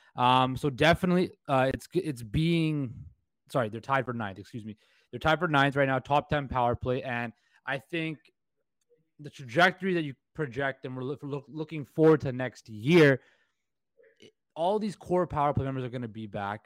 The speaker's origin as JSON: {"language": "English", "town": "Vancouver", "region": "British Columbia", "country": "Canada", "said": "in Vancouver, we are kind of considered the little brother to Toronto"}